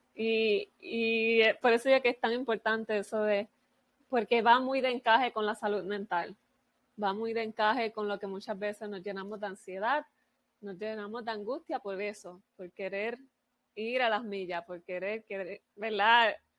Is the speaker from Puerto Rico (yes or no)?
yes; Puerto Rico; yo soy de Puerto Rico